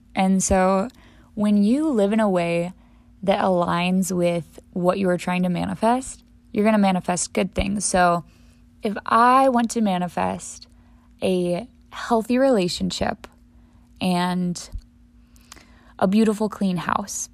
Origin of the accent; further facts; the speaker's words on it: St. Louis, Missouri, United States; also born or lived in Death Valley, California; my home city and my home state